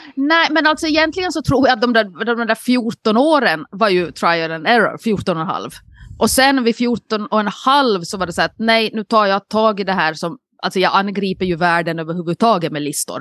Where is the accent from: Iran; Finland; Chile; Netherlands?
Finland; Nykarleby, Ostrobothnia; now in Åland, Finland; en Nykarleby-räv på sig, alltså en, en, en räv från min hemstad